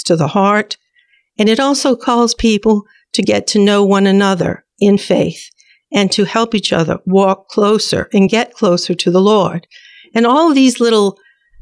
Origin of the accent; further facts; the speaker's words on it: Jefferson Parish, Louisiana, United States; I grew up in Jefferson Parish